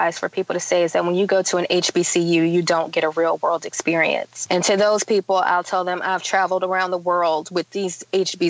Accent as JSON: {"language": "English", "town": "Baton Rouge", "region": "Louisiana", "country": "United States", "tie": "born or raised there", "said": "growing up in Baton Rouge, Louisiana, you know, I grew up in a Baptist church"}